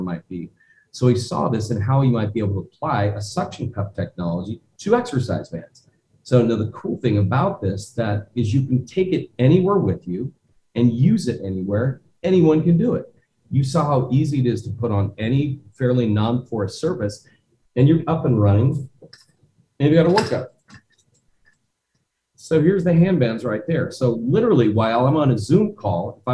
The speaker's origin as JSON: {"language": "English", "town": "Omaha", "region": "Nebraska", "country": "United States", "tie": "born or raised there", "said": "I grew up in Omaha, Nebraska"}